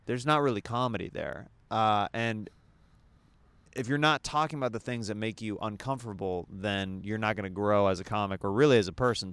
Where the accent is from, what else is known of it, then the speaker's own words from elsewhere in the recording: Kansas, United States; the way I was raised in Kansas